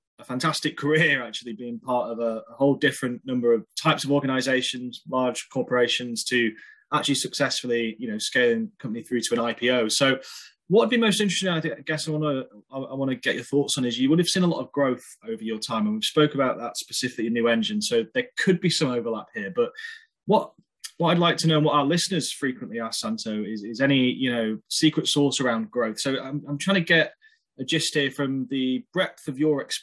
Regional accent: United Kingdom; I'm obviously British

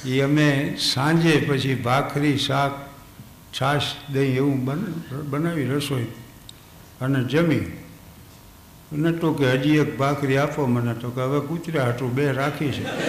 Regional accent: Thangadh, Gujarat, India; આ જન્મથી આટલા વર્ષ મારા થાનમાં જ વિત્યા જે સ્કૂલમાં હું ભણતો

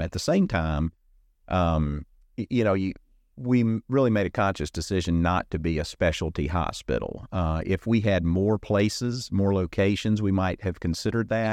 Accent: Alabama, United States; moved away as an adult; I grew up in Alabama

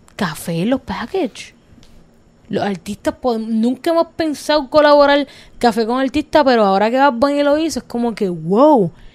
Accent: Cidra, Puerto Rico; nosotros somos de montaña, los que no saben, somos de Calle, somos de Sidra, somos de la montañita, súper orgullosa

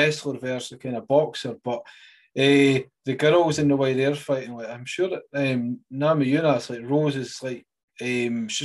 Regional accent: Scotland, United Kingdom; I'm proud Scottish

